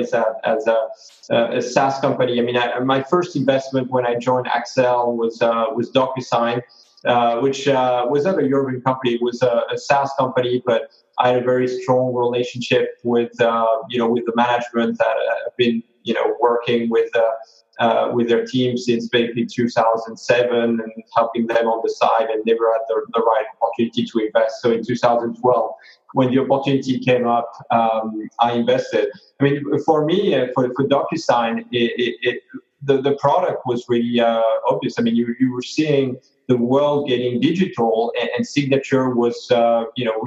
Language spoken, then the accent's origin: English; France; English is a second language; moved away as an adult; also born or lived in Palo Alto; I'm from France